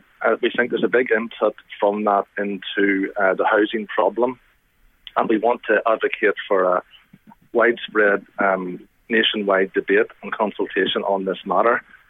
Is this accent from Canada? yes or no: no; Armagh, Northern Ireland, United Kingdom; also born or lived in Belfast; I'm based work-wise in Belfast, but I'm from Armagh. I live in Armagh.